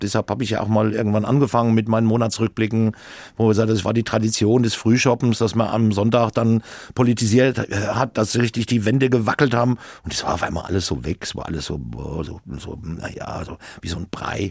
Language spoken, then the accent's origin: German; Obernburg am Main, Bavaria, Germany; weil ich bin ja in Obernburg am Main groß geworden